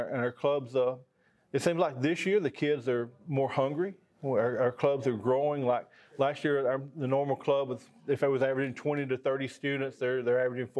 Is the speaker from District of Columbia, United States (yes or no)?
no; Lexington, Alabama, United States; I'm from Lexington, Alabama.